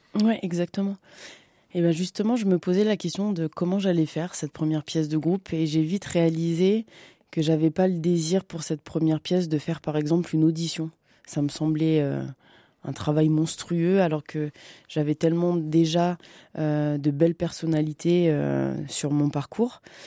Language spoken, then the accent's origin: French; Bobigny, Île-de-France, France; je suis née à Bobigny, à la Cité de l'Étoile, dans le 93, en banlieue parisienne